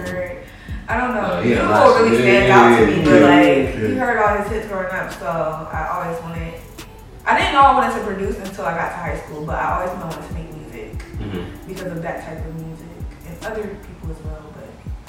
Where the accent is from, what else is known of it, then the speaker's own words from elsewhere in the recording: Atlanta, Georgia, United States; From Atlanta. Okay. Born and raised my whole life.